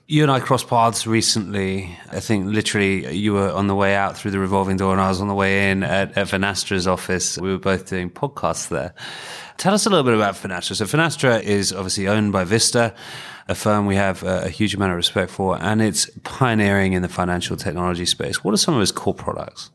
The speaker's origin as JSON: {"language": "English", "country": "United Kingdom", "said": "in the U K, we don't celebrate failure enough"}